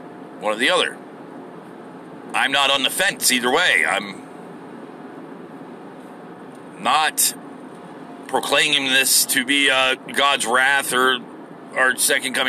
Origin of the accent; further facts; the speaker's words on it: United States; what I am is an American